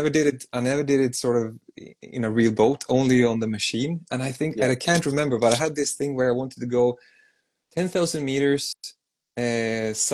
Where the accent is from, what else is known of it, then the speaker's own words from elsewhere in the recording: Sweden; I'm from Sweden. I'm from Sweden.